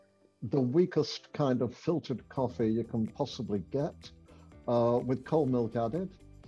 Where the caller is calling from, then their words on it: Ottawa, Ontario, Canada; I am coming in from Ottawa in Canada.